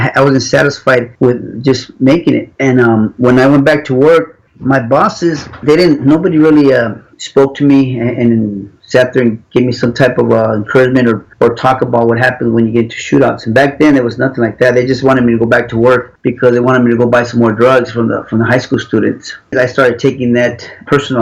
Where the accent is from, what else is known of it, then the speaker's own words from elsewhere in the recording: Los Angeles, California, United States; I grew up in Los Angeles.